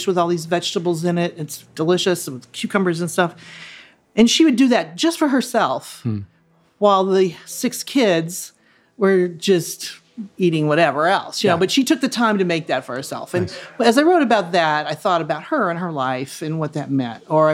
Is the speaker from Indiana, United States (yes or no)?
yes; Bloomington, Indiana, United States; moved away as an adult; also born or lived in New York; now in Cincinnati, United States; I didn't want to live in my hometown of Bloomington, Indiana anymore